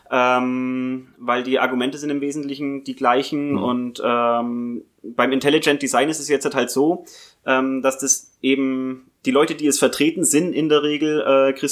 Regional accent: Bavaria, Germany; Ursprünglich geboren und aufgewachsen bin ich im Fichtelgebirge. Das ist nochmal eine Dreiviertelstunde weiter äh, östlich von Bayreuth aus gesehen, aber ähnliche Region.

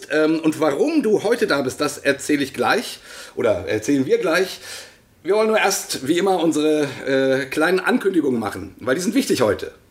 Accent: Bremen, Germany; Aus nämlich, meiner Heimatstadt. Ja, ups, Bremen. Aus Bremen.

